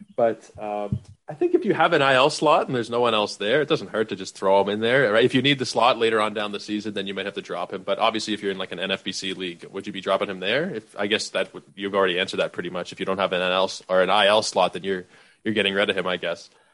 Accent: Toronto, Ontario, Canada; fellow Torontonian

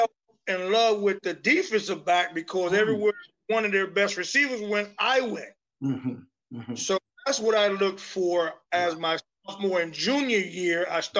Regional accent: Key West, Florida, United States; born or raised there

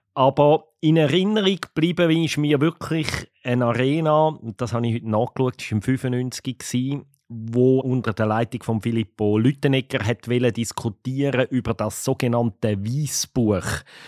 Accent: Switzerland; Bei uns in der Schweiz

